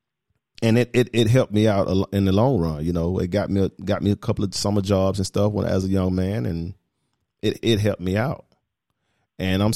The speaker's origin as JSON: {"language": "English", "town": "Atlanta", "region": "Georgia", "country": "United States", "tie": "born or raised there", "said": "I grew up in the inner city, you know, I'm from Perry Homes"}